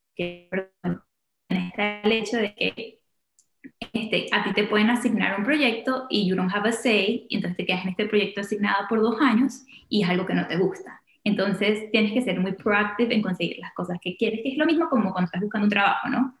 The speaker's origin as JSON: {"language": "Spanish", "town": "Caracas", "region": "Capital District", "country": "Venezuela", "tie": "born or raised there", "also_born_or_lived": "Washington, D.C., United States", "moved": "as an adult", "lives_now": "United States", "said": "nací y crecí en Caracas. A los 18 me vine a estudiar a, Estados Unidos."}